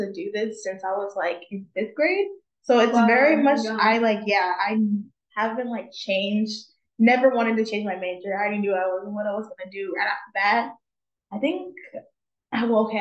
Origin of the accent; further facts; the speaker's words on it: San Diego, California, United States; I'm from San Diego